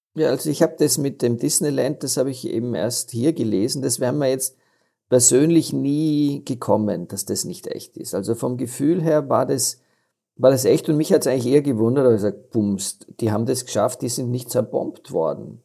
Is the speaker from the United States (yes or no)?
no; Austria; als Österreicher, weil, weil wir das doch in unserer Gene haben